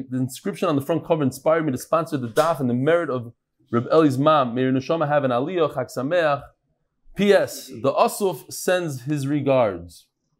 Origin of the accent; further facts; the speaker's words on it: Lakewood, New Jersey, United States; Grew up in Lakewood, and I was born in Lakewood